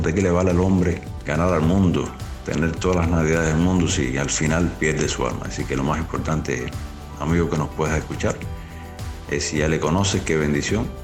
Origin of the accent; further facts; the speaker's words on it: Cuba; also born or lived in Villa Clara, Cuba; una de las cárceles de nuestra isla